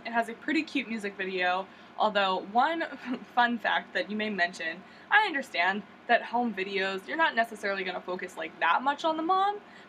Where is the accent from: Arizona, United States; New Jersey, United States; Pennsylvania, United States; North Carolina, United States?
Pennsylvania, United States; York; my hometown of York, Pennsylvania.